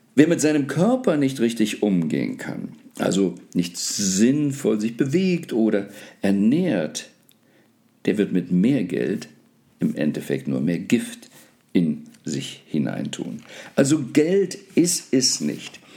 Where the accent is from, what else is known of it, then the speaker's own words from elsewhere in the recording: Germany; ich bin gebürtiger Deutscher